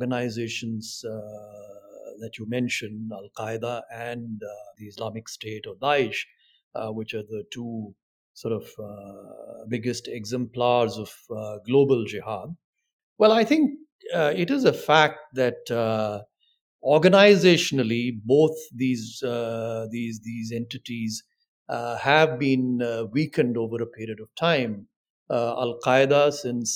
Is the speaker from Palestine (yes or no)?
no; India